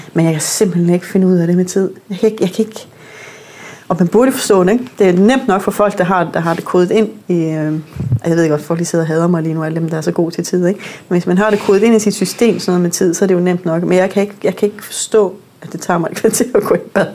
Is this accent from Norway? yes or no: yes; Northern Norway, Norway; moved away; jeg er vokset op i Nordnorge, som min far er same, så jeg har hele min familie er samer